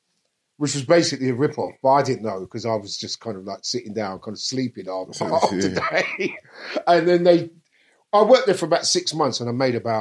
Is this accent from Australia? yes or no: no; London, United Kingdom; also born or lived in Mitcham; South London. I'm from Brixton.